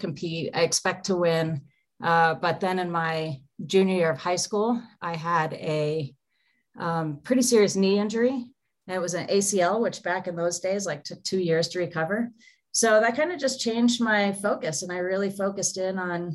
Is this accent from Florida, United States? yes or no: yes; Naples, Florida, United States; moved away as an adult; I grew up in Naples, small town in Florida